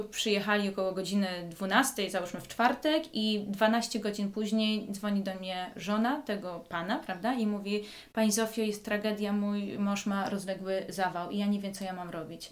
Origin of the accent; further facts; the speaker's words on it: Józefów, Masovian Voivodeship, Poland; moved away; also born or lived in Lanzarote; jestem z Józefowa, spod Warszawy